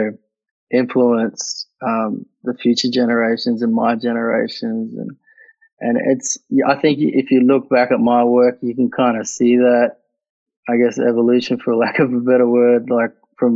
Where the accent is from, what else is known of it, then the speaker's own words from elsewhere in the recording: Katherine, Northern Territory, Australia; moved away; also born or lived in Queensland; I really cherished my years growing up in the territory, but, the racism there in Katherine